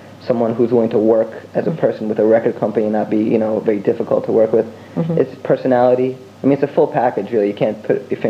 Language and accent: English; United States; me as a young person growing up in America